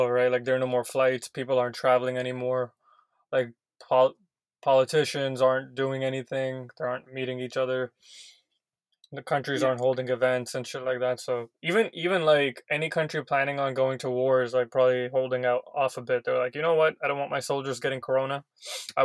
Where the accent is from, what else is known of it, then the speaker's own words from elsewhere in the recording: India; I'm Indian myself